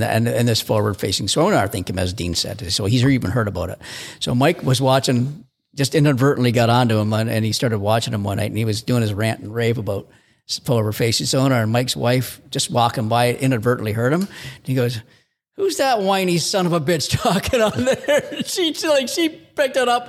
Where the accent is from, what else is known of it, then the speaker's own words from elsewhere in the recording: Canada; as a Canadian